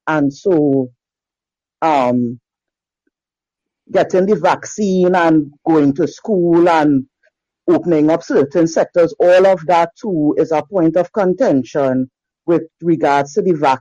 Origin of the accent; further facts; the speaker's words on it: Trinidad & Tobago; I am calling in from Trinidad and Tobago in the Caribbean.